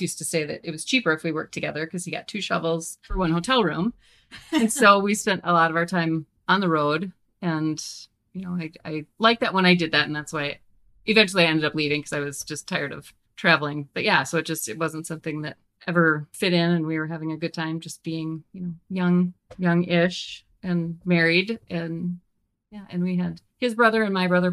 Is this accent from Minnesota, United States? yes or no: yes; suburbs of Minneapolis, Minnesota, United States; moved away as an adult; we grew up in the suburbs of Minneapolis